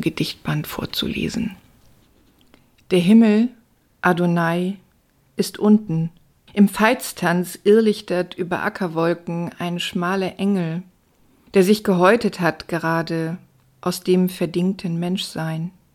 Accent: Stade, Lower Saxony, Germany; now in Hamburg, Germany; Ich bin in Hamburg geboren, in Stade aufgewachsen und seit 1999 wieder in Hamburg.

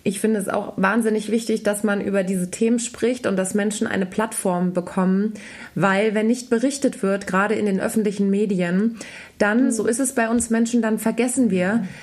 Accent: Germany; als Deutsche

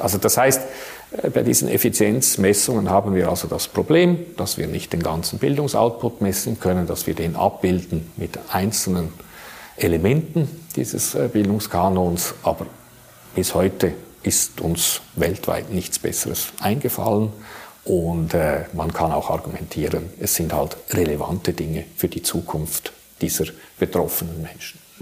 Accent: Switzerland; bei uns in der Schweiz

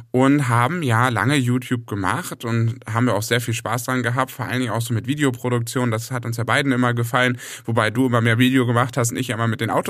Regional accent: Hamburg, Germany; dann habe ich mich entschlossen, wieder zurück in meine alte Heimat zu gehen und bin jetzt bei Hamburg.

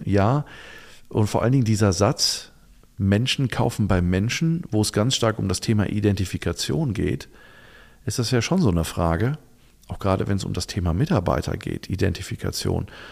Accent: Germany; wir Deutschen

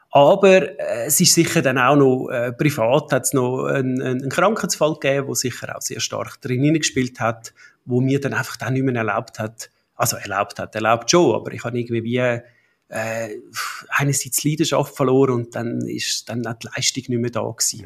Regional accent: Buchs, Zurich, Switzerland; Wir sind zu Buchs im Zürcher Unterland aufgewachsen

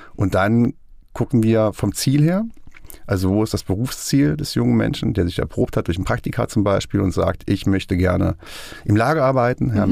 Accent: Kassel, Hesse, Germany; moved away as an adult; now in Fulda, Germany; Ich komme aus Kassel eigentlich, bin vor vier Jahren nach Schöne Fulda gezogen

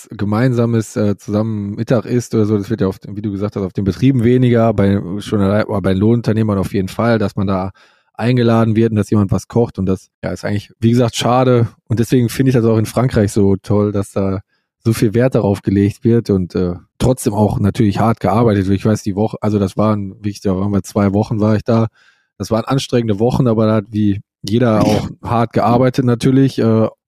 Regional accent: Germany; als Deutscher denkt man, man geht kurz ins Hotel und äh, geht dann in die, ins Restaurant essen

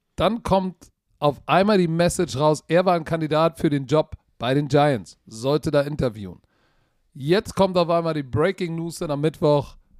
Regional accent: Germany; Wir als Deutsche

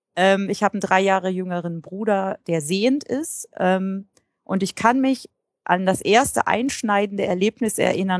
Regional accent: Einbeck, Lower Saxony, Germany; also born or lived in Hannover; in meiner Heimatstadt Einbeck in der Nähe von Göttingen

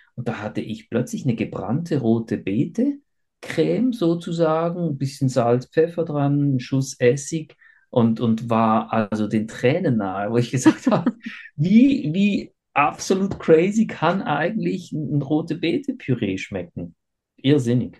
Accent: Switzerland; ich bin ja äh, in der Schweiz geboren und aufgewachsen

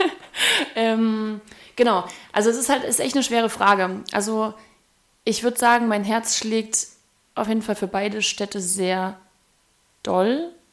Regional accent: Erfurt, Thuringia, Germany; moved away; also born or lived in Nuremberg; Erfurt ist ja meine Heimatstadt, da bin ich geboren

